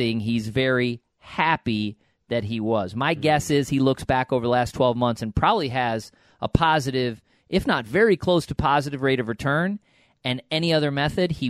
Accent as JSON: {"language": "English", "region": "upstate New York", "country": "United States", "tie": "born or raised there", "said": "I'm from upstate"}